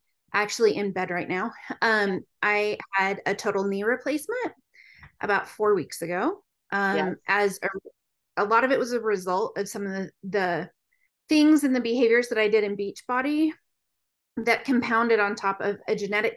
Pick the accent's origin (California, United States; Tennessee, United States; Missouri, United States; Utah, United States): Utah, United States; I grew up in Utah.